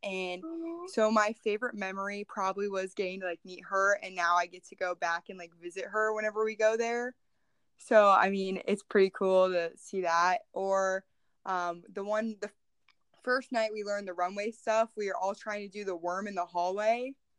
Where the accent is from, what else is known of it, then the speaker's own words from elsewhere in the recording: Muscatine County, Iowa, United States; from Muscatine County.